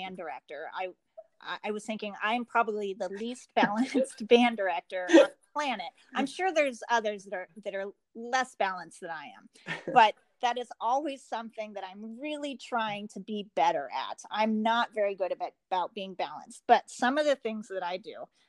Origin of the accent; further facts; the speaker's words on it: Portland, Oregon, United States; now in Michigan, United States; I grew up in Portland about an hour from Mount Hood.